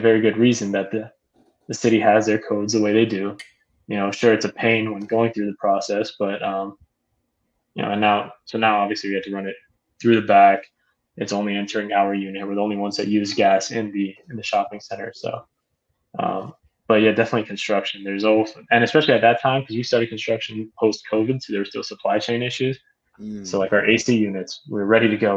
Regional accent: South Florida, United States; I've been born and raised in South Florida, went to college at Miami. So South Florida through and through

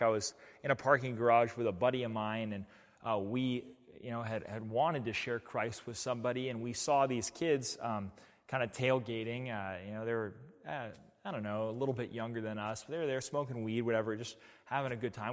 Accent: New Mexico, United States; now in Portland, United States; I come from New Mexico. I come from a city that gets one point three six inches of rainfall each winter.

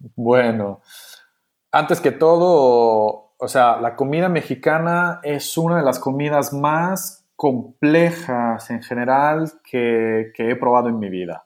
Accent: Italy; Spanish is a second language; siendo italiano

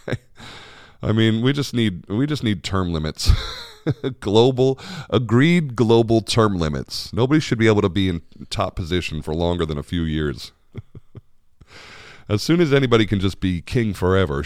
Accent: United States; as an American

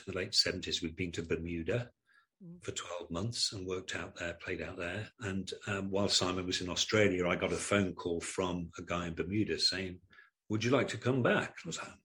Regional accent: Stafford, West Midlands, United Kingdom; moved away as an adult; we grew up in Stafford in the Midlands

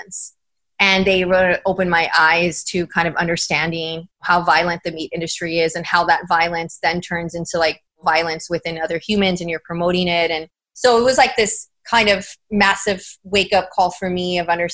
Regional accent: San Antonio, Texas, United States; moved away as an adult; also born or lived in San Diego; now in San Antonio, United States; I need to get back to my hometown and, you know, work there, do what I'm doing out in San Diego, but do it in San Antonio

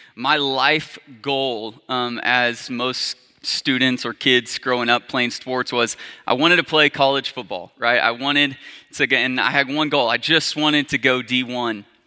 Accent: Arkansas, United States; I grew up, was born and raised in Arkansas

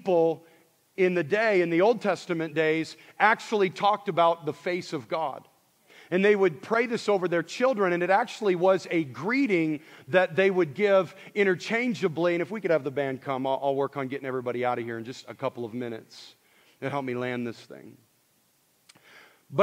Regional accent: Montana, United States; I grew up in Montana

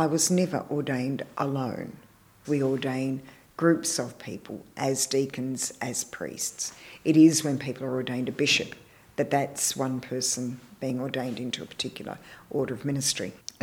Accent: Melbourne, Victoria, Australia; moved away as an adult; now in Perth, Australia; I came back to Melbourne, which was my hometown

